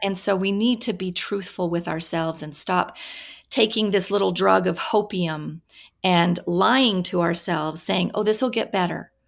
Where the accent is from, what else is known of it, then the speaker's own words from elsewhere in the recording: Washington, United States; I grew up in Washington State, kind of in, on a farm, really, and, uh, in the middle of orchards